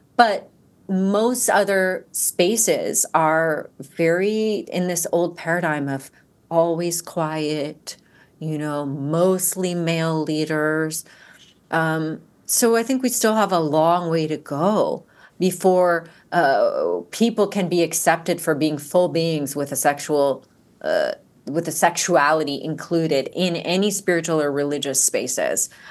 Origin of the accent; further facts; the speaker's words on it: Georgia, United States; growing up in Georgia